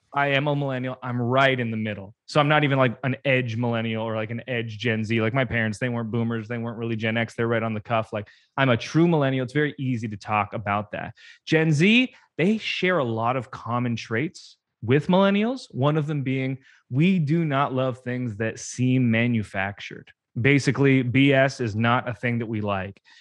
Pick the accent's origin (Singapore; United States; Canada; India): Canada; I'm Canadian